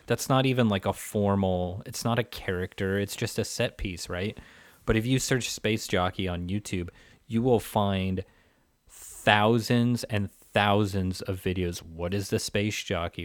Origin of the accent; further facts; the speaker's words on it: Pacific Northwest, United States; I was growing up in the Pacific Northwest